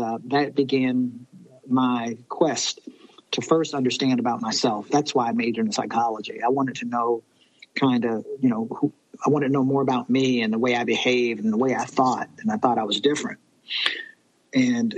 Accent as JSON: {"language": "English", "region": "Virginia", "country": "United States", "said": "I'm from Virginia"}